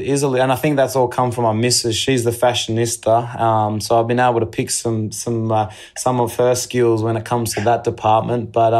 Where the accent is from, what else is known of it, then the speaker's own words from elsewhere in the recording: Australia; it all goes back to identity and understanding who you are as an Australian, I think, and given my culture.